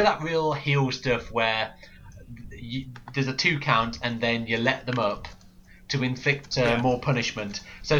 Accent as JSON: {"language": "English", "area": "Lincolnshire", "region": "East Midlands", "country": "United Kingdom", "said": "I'm from Lincolnshire"}